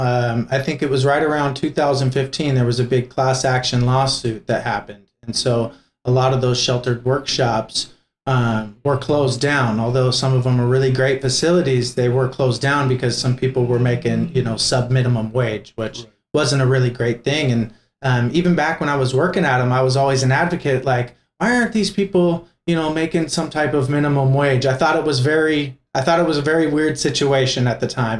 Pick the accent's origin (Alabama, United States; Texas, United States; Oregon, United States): Oregon, United States; Portland; born and raised in Portland, Oregon